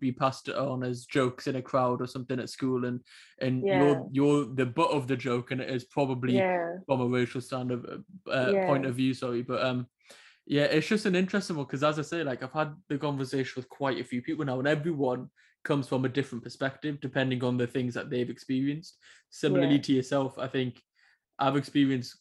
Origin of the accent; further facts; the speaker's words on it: Newcastle upon Tyne, North East England, United Kingdom; I'm from Newcastle, so even a bit further north than Hull